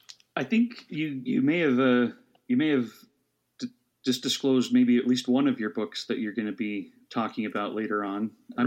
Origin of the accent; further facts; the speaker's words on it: Idaho, United States; moved away as an adult; also born or lived in East Coast; as a kid growing up in Idaho